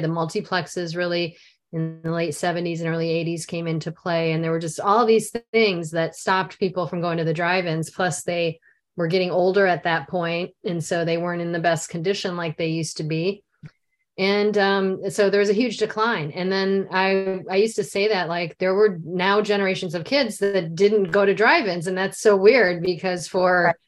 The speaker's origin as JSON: {"language": "English", "area": "near Chicago", "region": "Illinois", "country": "United States", "tie": "born or raised there", "said": "I grew up near Chicago"}